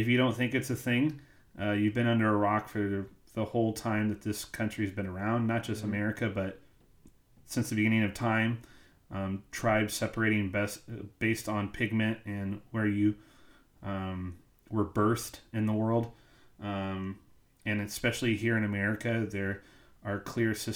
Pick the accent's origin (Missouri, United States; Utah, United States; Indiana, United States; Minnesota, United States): Missouri, United States; I grew up in Missouri